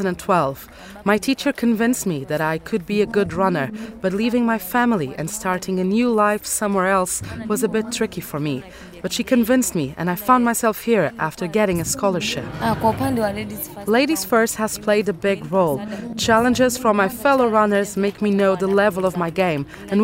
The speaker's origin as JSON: {"language": "English", "town": "Geita", "region": "Geita Region", "country": "Tanzania", "moved": "yes", "lives_now": "Pwani Region, Tanzania", "said": "I am from Geita, but as of now I live in the Parni region at the Filbert Bayi compound."}